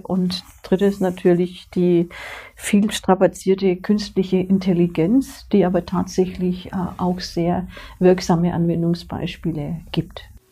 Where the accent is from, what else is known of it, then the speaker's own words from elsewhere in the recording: Swabia, Germany; moved away as an adult; now in Upper Franconia, Germany; ich bin jetzt mittlerweile 40 Jahre in Oberfranken, ich bin eine gebürtige Schwäbin